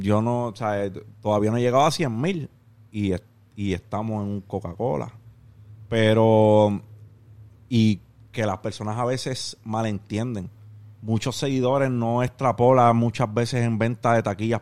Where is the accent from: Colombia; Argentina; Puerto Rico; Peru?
Puerto Rico; Carolina; also born or lived in Canóvanas, Puerto Rico; yo me crié 12 años de mi vida en Parque Ecuestre, Carolina, y en el barrio San Isidro de Canóvana